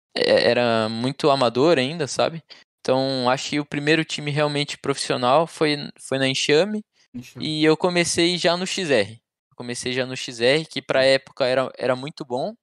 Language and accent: Portuguese; Balneário Camboriú, Santa Catarina, Brazil; Eu sou de Balneário Camboriú, nasci Camboriú. aqui, sempre morei aqui.